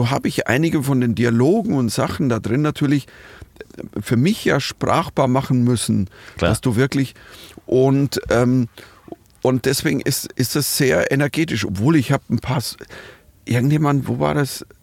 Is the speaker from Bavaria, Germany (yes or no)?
yes; Munich, Bavaria, Germany; ich komme aus Bayern. Wir waren die ganze Zeit immer High-Risk-Gebiet. Immer wenn ich irgendwo hinkam und sage, ich bin aus München.